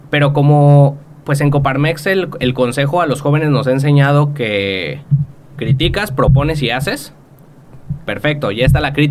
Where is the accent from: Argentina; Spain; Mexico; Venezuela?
Mexico; me van a traer un despacho de Las Vegas que va a venir y me va a decir cómo constituir mi empresa, como mexicano, qué puedo y qué no puedo hacer en Estados Unidos